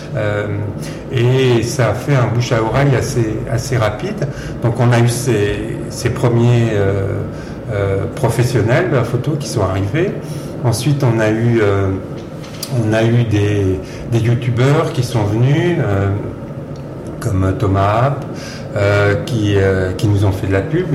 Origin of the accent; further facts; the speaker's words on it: Versailles, Île-de-France, France; j'ai grandi à Versailles, dans les Yvelines